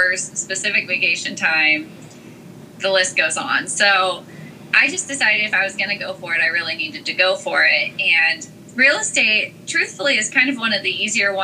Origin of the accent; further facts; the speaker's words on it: Carson City, Nevada, United States; moved away as an adult; now in Washington, D.C. area, United States; I'm originally from Carson City, Nevada, and I had moved to the area right after college